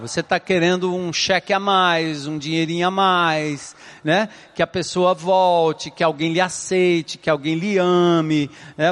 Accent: São Paulo, Brazil; Eu fui criado e sou paulista

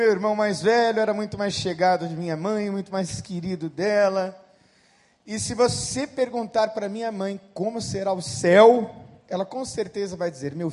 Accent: Santo André, São Paulo, Brazil; also born or lived in Bauru, São Paulo; eu tinha de 12 para 13 anos de idade, nós nos mudamos de Bauru, São Paulo, para o interior. Aliás, mudamos de Santo André, São Paulo, para o interior, em Bauru. E a mudança foi muito dura, foi muito difícil para mim.

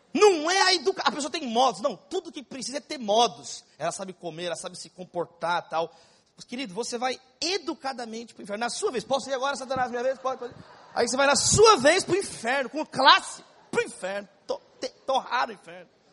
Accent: São Paulo, Brazil; São Paulo, onde eu nasci, na cidade de São Paulo. Eu sou paulista, paulistano e São Paulino

